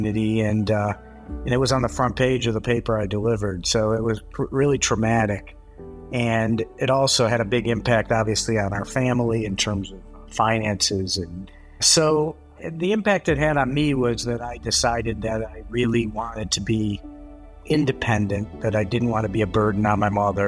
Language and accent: English; Southfield, Michigan, United States; I grew up in Southfield, Michigan, which is a suburb right outside of Detroit.